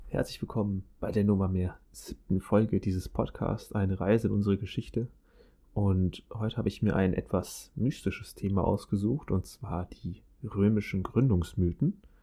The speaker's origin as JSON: {"language": "German", "country": "Germany", "said": "bei uns in Deutschland"}